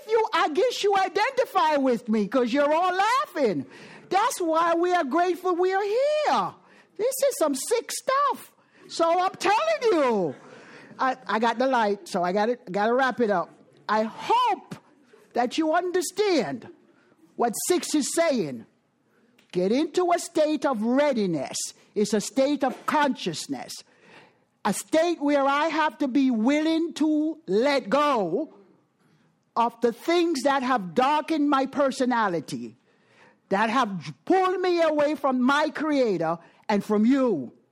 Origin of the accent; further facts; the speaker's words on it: Jamaica; moved away; I am from Jamaica.